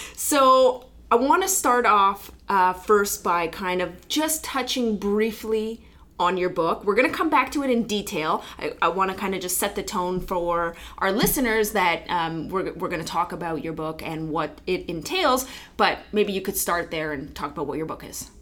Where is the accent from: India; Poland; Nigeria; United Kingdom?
Poland; moved away; my home country poland